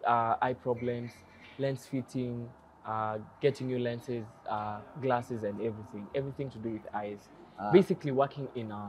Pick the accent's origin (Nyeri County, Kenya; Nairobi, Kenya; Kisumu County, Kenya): Nyeri County, Kenya; Nyeri; also born or lived in Mombasa; Nilisomea Nyeri, my high school was in Nyeri, my primary school was in Nyeri. Oh. Yeah, so Nyeri ni my hometown.